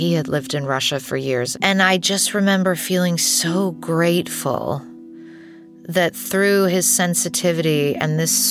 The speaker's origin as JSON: {"language": "English", "region": "London", "country": "United Kingdom", "tie": "born or raised there", "moved": "as an adult", "lives_now": "United States", "said": "My mother is American. My father is British. I was born here in London, but I moved to the US when I was 2. And then I moved back to the UK when I was 8. And then I moved back to the US when I was 18."}